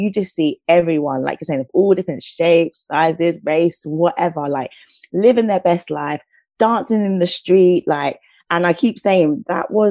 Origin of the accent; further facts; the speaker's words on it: St. Lucia; now in United Kingdom; I'm from the Caribbean. I'm from a lovely island called St. Lucia. And so for me, growing up, like, music and dancing was just part of my upbringing